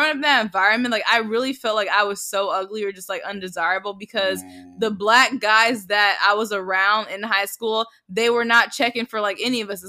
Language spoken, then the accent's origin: English; The Colony, Texas, United States; I grew up in the Colony, Texas, colony, which Texas. is which is a suburban town. Suburban. Shut up, a suburban town in Dallas, Texas.